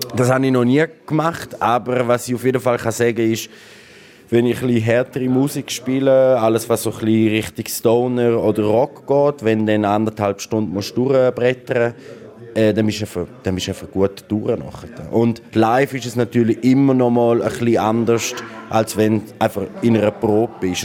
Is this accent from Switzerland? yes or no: yes; Graubünden, Switzerland; now in Berlin, Germany; als Bündner